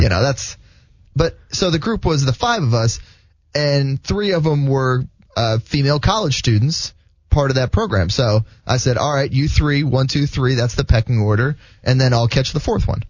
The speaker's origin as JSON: {"language": "English", "region": "South Florida", "country": "United States", "tie": "born or raised there", "lives_now": "Jacksonville, United States", "said": "I grew up in South Florida"}